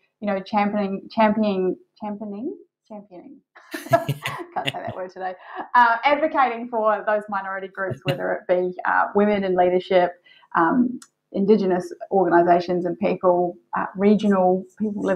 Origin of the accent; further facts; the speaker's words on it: New Zealand; now in Australia; I'm a New Zealander